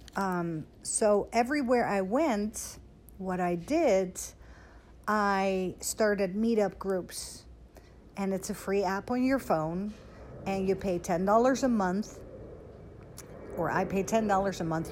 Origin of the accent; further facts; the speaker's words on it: Netherlands; now in Dallas, United States; I was born and raised in Holland, um, like 20 minutes from Amsterdam